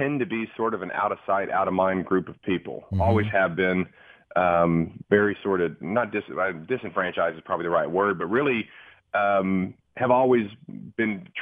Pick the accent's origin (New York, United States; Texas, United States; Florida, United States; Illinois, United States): Texas, United States; Dallas; I'm an East Dallas kid